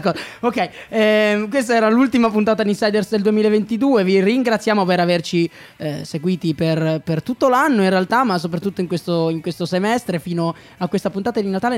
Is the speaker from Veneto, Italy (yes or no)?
no; Liguria, Italy; sono ligure